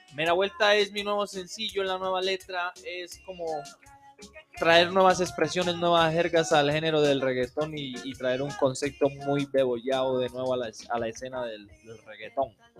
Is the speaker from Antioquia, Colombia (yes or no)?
no; Tumaco, Nariño, Colombia; moved away; also born or lived in Ecuador; nací en Tumaco